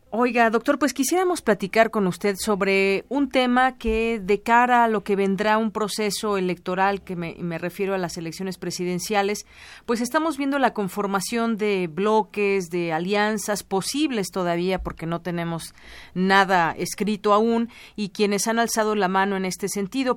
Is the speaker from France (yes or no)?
no; State of Mexico, Mexico; como ciudadanos, como periodistas, como eh, mexiquenses, como mexicanos